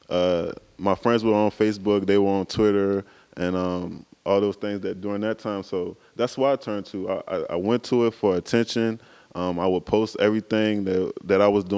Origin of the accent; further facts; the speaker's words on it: Buckingham County, Virginia, United States; I'm from Buckingham County, Virginia. Lived there all of my life.